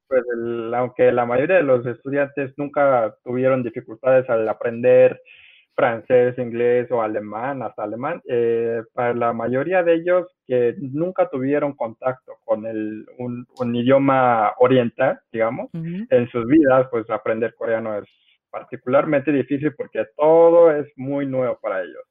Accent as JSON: {"language": "Spanish", "country": "Mexico", "tie": "born or raised there", "also_born_or_lived": "South Korea", "accent": "Mexican Spanish", "said": "yo crecí en México, yo crecí"}